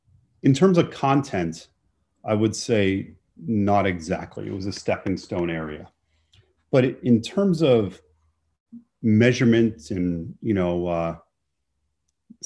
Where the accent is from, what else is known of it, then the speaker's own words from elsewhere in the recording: Boston, Massachusetts, United States; also born or lived in Illinois / Florida; We moved from University of Illinois to Northeastern together, and I'm back home in Boston.